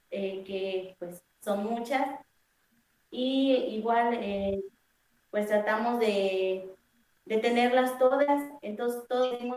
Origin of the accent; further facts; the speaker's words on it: Mexico; pues yo soy de San Andrés Huila